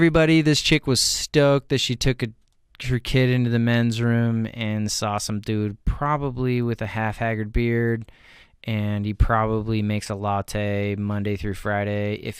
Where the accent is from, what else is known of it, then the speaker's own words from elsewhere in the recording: Vancouver, British Columbia, Canada; We are both from Vancouver.